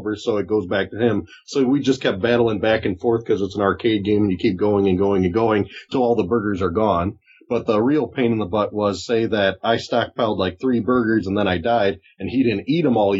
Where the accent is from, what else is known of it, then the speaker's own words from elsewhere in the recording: Chicago, Illinois, United States; I'm from Chicago